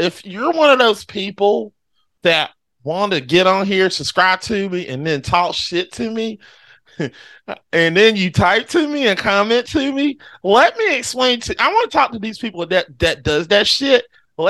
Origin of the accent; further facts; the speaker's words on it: Sunnyside, California, United States; I'm actually from Sunnyside, California. I'm a white dude that loves the beach.